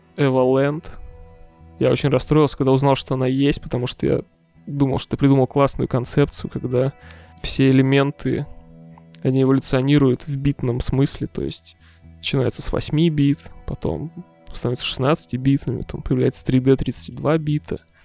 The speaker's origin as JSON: {"language": "Russian", "region": "Siberia", "country": "Russia", "tie": "born or raised there", "moved": "yes", "said": "я из Сибири вообще, и там у нас очень любят эксперименты с образованием"}